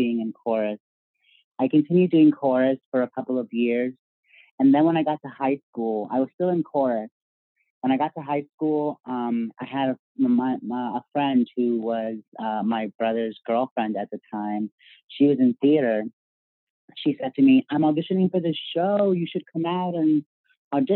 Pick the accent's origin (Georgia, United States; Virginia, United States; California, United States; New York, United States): Virginia, United States; I grew up in Virginia.